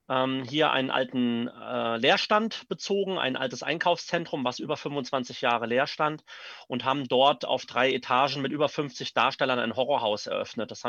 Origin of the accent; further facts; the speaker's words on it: Neuwied, Rhineland-Palatinate, Germany; ich komme aus Neuwied, bin also auch äh, gebürtiger Neuwieder.